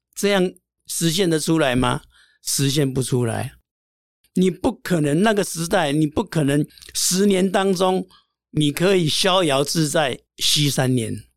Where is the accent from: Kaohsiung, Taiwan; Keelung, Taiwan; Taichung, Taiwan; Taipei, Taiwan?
Taipei, Taiwan; 我是住在台北的万华，这个地方它比较复杂一点